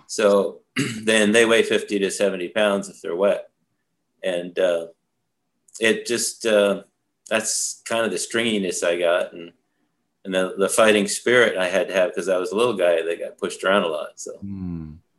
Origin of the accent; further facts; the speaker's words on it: Vermont, United States; also born or lived in Saratoga Springs, New York; growing up in Vermont was a beautiful place to do that.